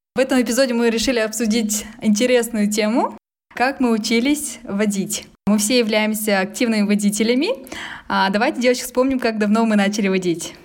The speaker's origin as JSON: {"language": "Russian", "region": "Almaty", "country": "Kazakhstan", "tie": "born or raised there", "said": "я коренная алматинка"}